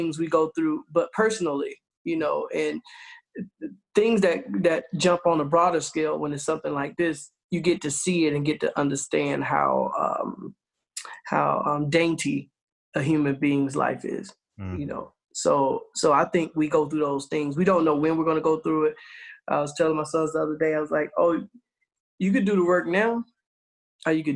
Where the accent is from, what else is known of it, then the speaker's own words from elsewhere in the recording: the South, United States; growing up in the South, man, everybody's in church